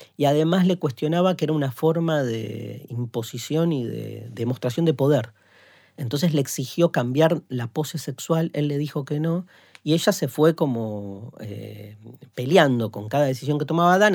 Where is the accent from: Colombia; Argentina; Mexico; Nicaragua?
Argentina; nuestro país